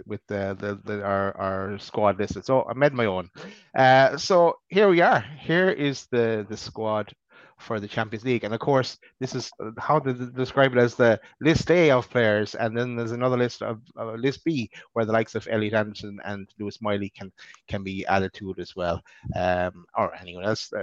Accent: Ireland; I'm the Irish guy

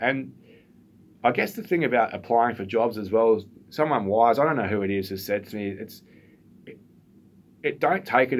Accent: Bendigo, Victoria, Australia; I grew up in Bendigo. My first 3 or 4 years were in Bendigo.

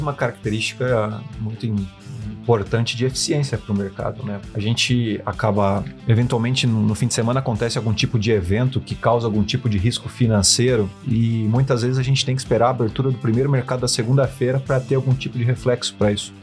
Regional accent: São José do Rio Preto, São Paulo, Brazil; moved away as an adult; now in São Paulo, Brazil; sou do interior de São Paulo, cidade de São José do Rio Preto. Estou em São Paulo há 14 anos

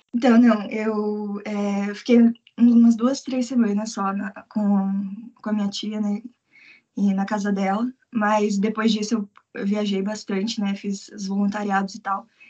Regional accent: Curitiba, Paraná, Brazil; moved away as an adult; now in Tokyo, Japan; eu sou de Curitiba

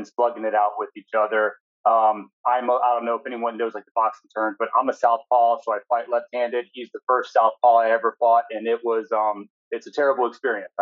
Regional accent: Tallahassee, Florida, United States; now in Central Florida, United States; I grew up in Tallahassee up in North Florida.

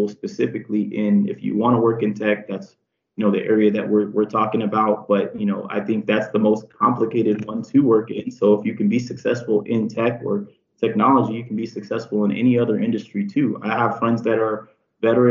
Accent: San Diego, California, United States; I'm from San Diego. I'm Mexican and Filipino

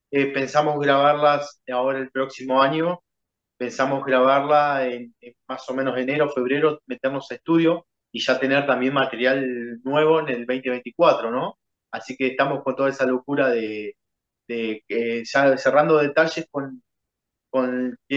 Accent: Uruguay; esperando que se acomode nuestro país y sí, la verdad que un punto ideal sería México.

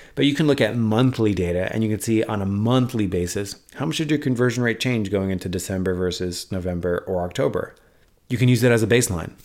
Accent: New York City, New York, United States; moved away; I actually identify as a New Yorker still to this day. I haven't lived there in ten years, but I identify as a New Yorker

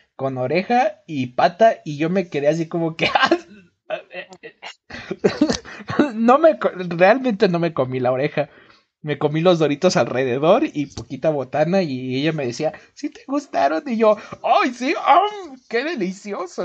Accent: Mexico; somos mexicanos

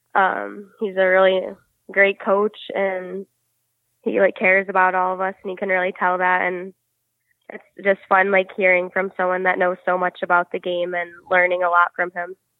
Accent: Livonia, Michigan, United States; I grew up in Livonia, Michigan, so it's like southern Michigan

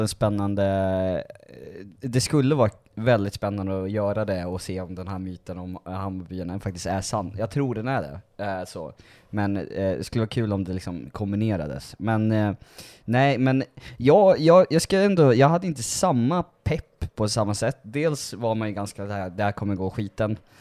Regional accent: Uppsala, Uppsala County, Sweden; jag är inte från Dalarna, jag är från Uppsala från början.

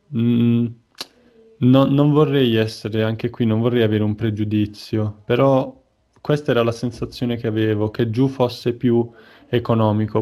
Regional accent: Taranto, Apulia, Italy; moved away as an adult; also born or lived in Trieste; now in Milan, Italy; da noi comunque a Taranto sei tipo a 4 ore, quattro ore e mezza di strada dalla prima pista

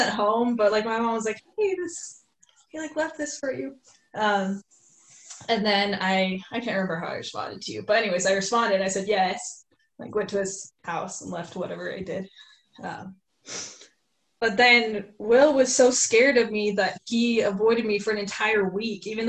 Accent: Highland, Utah, United States; I am 22, and I'm from Highland, Utah

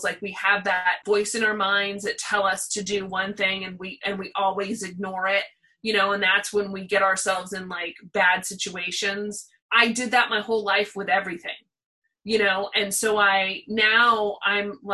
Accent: Pasadena, California, United States; We lived in Pasadena, so we didn't live in Hollywood

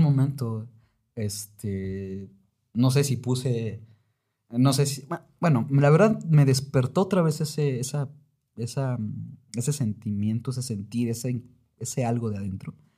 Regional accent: Oaxaca, Mexico; also born or lived in Mexico City; yo había sido de Oaxaca desde que nací en la Ciudad de México

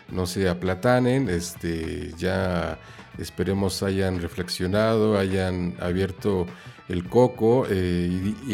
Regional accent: Mexico; now in Ireland; estoy viviendo en Irlanda, pero bueno, soy mexicano

